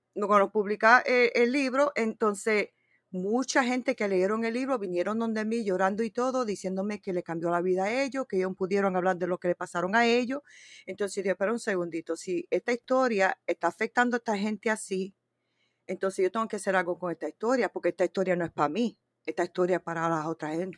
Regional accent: Connecticut, United States; Spanish is a second language; Yo nací acá en Connecticut, ah, yo no me he ido de aquí, ya tengo 50 años, todavía estoy aquí

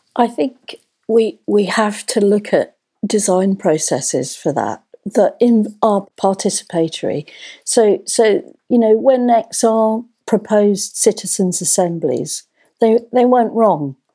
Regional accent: London, United Kingdom; moved away; I grew up in North London

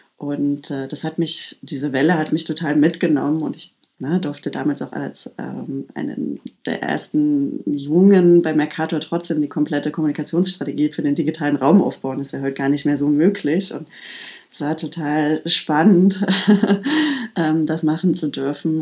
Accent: Halle, Saxony-Anhalt, Germany; ich komme ähm, aus Ostdeutschland. Ich komme aus Halle, Halle an der Saale. Bin äh, sechs Jahre alt gewesen, als die Mauer gefallen ist

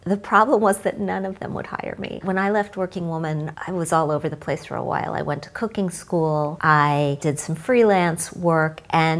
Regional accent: Midwest, United States; So I grew up in the Midwest. My parents were teachers.

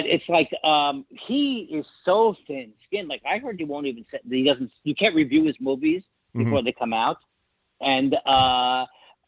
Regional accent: New York City, New York, United States; I grew up in Whitestone, which is right like 10 minutes from Shea Stadium.

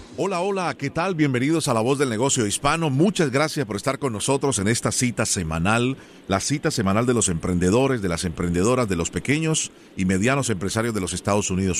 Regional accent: Colombia; yo soy original de Colombia

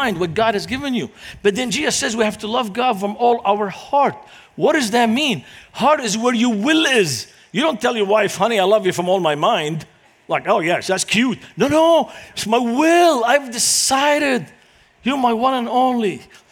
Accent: Beirut, Beirut Governorate, Lebanon; English is a second language; moved away as an adult; now in United States; growing up in Lebanon, it was during the Lebanese Civil War. And this is the city where I grew up in.

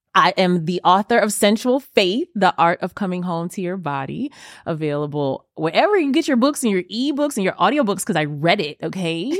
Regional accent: New York, United States; moved away as an adult; now in New Orleans, United States; growing up in New York

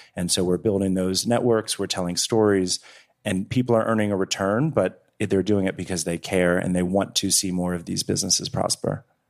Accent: Washington, District of Columbia, United States; also born or lived in Eastern Shore of Maryland (ancestry); I come from sixth generation of farmers in the Eastern Shore of Maryland, but I grew up in Washington, D C.

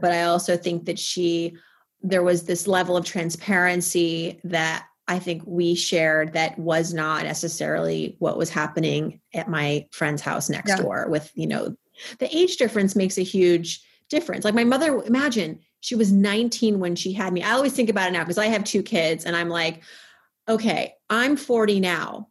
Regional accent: Worcester, Massachusetts, United States; I was born in 1980 in Worcester, Massachusetts

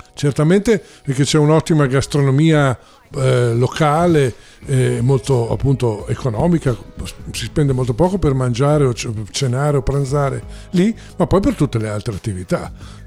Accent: Porretta Terme, Emilia-Romagna, Italy; also born or lived in Rome; la mia adolescenza, i momenti più importanti, formativi della mia vita sono, eh, stati a Porretta Terme.

